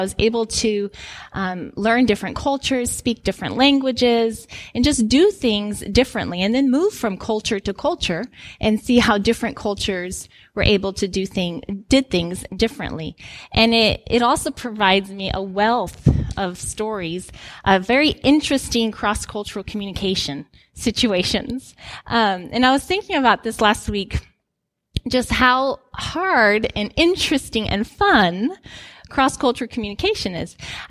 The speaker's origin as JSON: {"language": "English", "country": "Guinea", "tie": "born or raised there", "said": "some of you know that I grew up in Guinea, West Africa. So my parents are missionaries."}